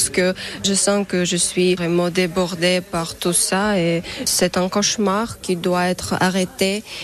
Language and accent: French; Ukraine; French is a second language; moved away as an adult; now in France; Oui, j'ai ma famille à ma ville natale.